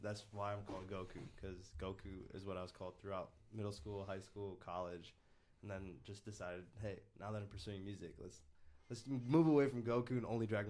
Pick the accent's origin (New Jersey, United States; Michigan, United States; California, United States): Michigan, United States; Canton; moved away as an adult; also born or lived in Troy, Michigan; now in Austin, United States; So I grew up when I was little in Canton, mm-hmm. and then I was. It's very close to Ann Arbor, so I just say Ann Arbor to everyone who's not from Michigan.